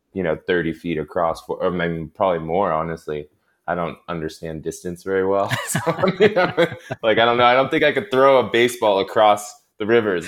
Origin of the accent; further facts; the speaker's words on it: Sacramento, California, United States; also born or lived in Long Beach / New York / Bay Area; I'm actually from Sacramento